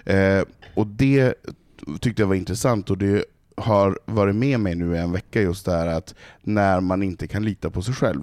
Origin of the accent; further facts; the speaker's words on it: Stockholm, Stockholm County, Sweden; jag har bott här i 23 år. Mm. Eh, jag är uppfostrad i, i PK, den här eh, hipster alla, alla är värda och älskas eh, Stockholm